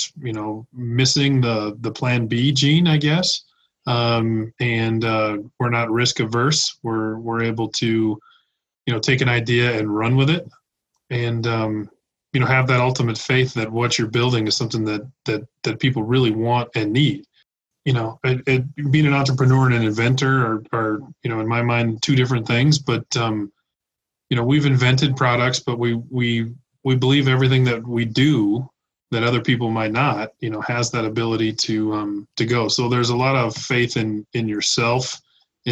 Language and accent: English; Reno, Nevada, United States; Born and raised in Reno, Nevada